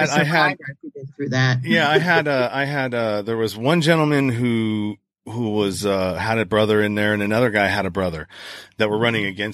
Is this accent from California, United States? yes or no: yes; California, United States; I'm from California